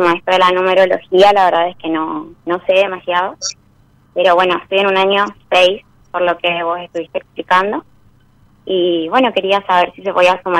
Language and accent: Spanish; Corrientes, Argentina; now in Buenos Aires, Argentina; Soy de Corrientes, pero estoy viviendo en Capital Federal ya hace 12 años.